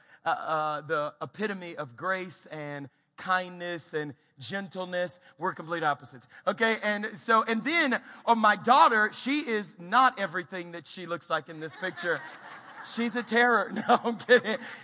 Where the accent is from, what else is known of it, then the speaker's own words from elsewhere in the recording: Louisiana, United States; now in Colorado Springs, United States; my home state is Louisiana.